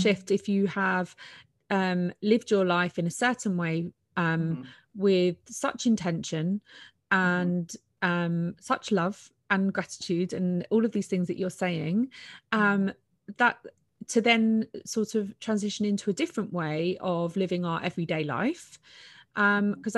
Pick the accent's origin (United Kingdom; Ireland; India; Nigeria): United Kingdom; I'm a Brit